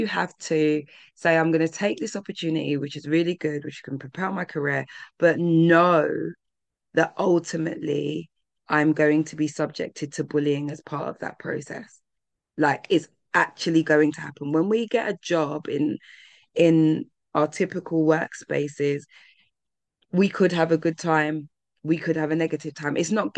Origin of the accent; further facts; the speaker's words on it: London, United Kingdom; being a Londoner